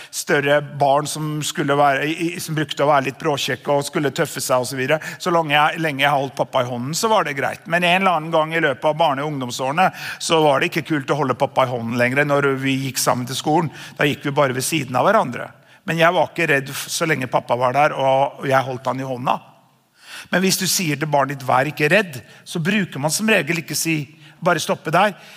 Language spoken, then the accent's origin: Norwegian; Namsos, Trøndelag, Norway; moved away as an adult; also born or lived in Østfold; Jeg er jo en eh, avslippet trønder som flyttet fra Trøndelag da vi var 18 år gamle